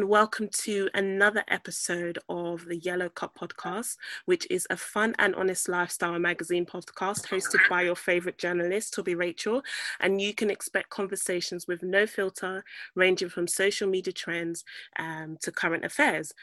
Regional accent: Nigeria; now in London, United Kingdom; as a Nigerian myself

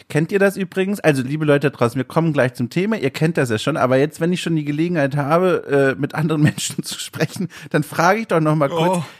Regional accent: Southern Germany, Germany; now in Hamburg, Germany; Ich komme ja aus dem Süden ursprünglich und dort wird Radler gesagt

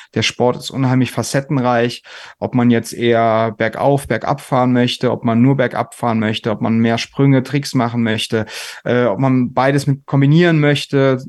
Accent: a village near Koblenz, Rhineland-Palatinate, Germany; ich aus so einem Kaff bei Koblenz äh, komme

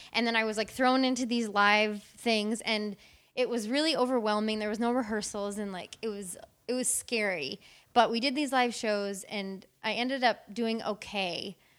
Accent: Wisconsin, United States; moved away; I'm originally from Wisconsin

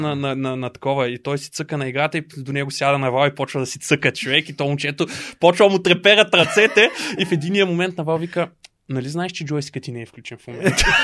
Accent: Dobrich, Dobrich Province, Bulgaria; moved away as an adult; also born or lived in Varna; now in Sofia, Bulgaria; също така съм от Добрич

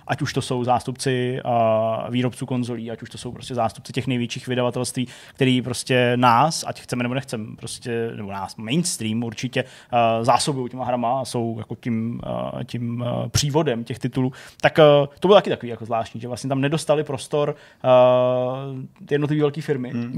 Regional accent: Czechia; u nás v Čechách

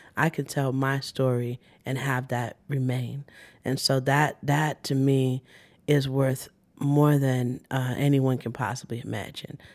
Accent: New York City, New York, United States; I was born in Brooklyn

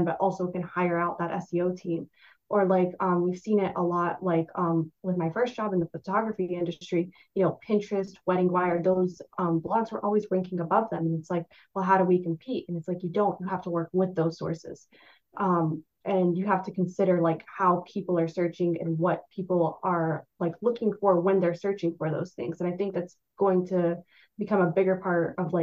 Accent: Florida, United States; also born or lived in New York; now in Washington, D.C., United States; I grew up in Florida. So when I moved to New York

